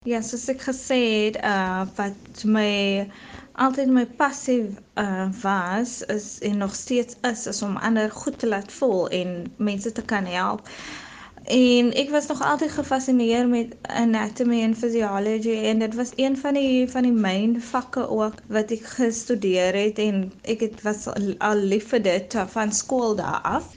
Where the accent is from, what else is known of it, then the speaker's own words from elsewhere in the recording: Atlantis, Western Cape, South Africa; Ek is van Atlantis. Ek is 26 jaar oud. Ek het my skoolloopbaan hier in Atlantis voltooi.